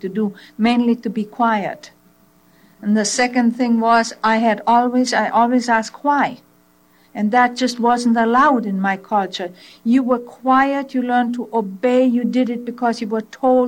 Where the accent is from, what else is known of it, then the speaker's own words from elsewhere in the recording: Czechia; first language German; English is a second language; now in United States; I was born in Czechoslovakia in a German language group